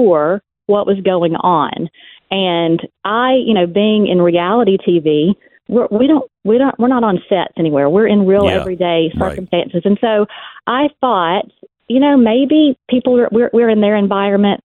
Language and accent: English; West Monroe, Louisiana, United States; my hometown library